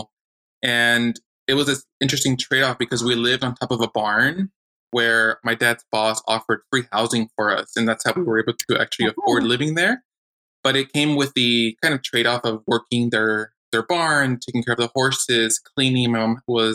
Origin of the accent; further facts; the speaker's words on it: Monrovia, California, United States; also born or lived in El Grullo, Jalisco, Mexico; now in Chula Vista, United States; we grew up in Monrovia